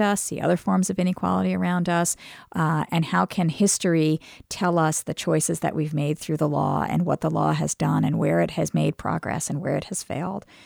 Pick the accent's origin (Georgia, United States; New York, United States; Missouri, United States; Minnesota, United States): New York, United States; New York City; moved away as an adult; now in Charlottesville, United States; I grew up in Brooklyn